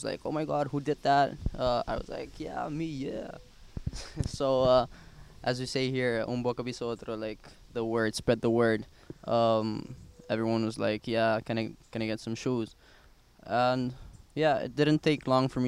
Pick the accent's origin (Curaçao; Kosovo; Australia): Curaçao; moved away as an adult; now in Netherlands; Born and raised in Curaçao as well.